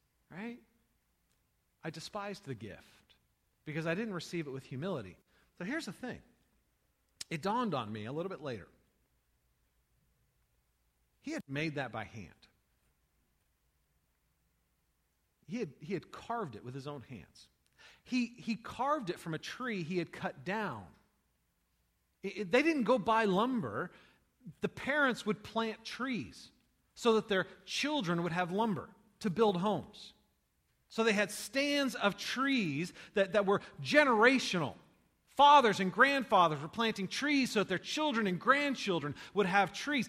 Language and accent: English; United States; I'm an American.